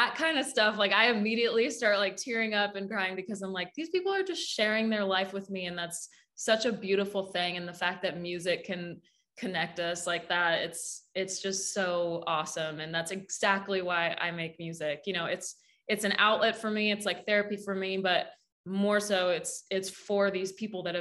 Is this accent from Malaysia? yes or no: no; Saskatchewan, Canada; moved away as an adult; now in Nashville, United States; my little yellow Pontiac that I drove down from Saskatchewan to Nashville.